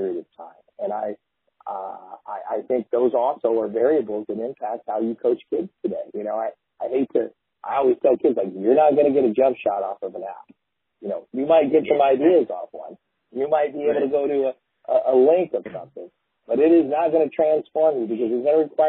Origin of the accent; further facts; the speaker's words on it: Midwest, United States; now in Medford, United States; as a kid growing up in the Midwest